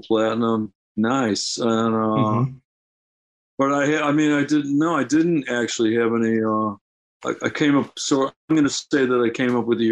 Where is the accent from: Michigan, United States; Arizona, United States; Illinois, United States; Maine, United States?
Michigan, United States; Detroit; moved away as an adult; also born or lived in Los Angeles; I grew up in the Detroit area, decided to uproot myself from the Detroit area about 1907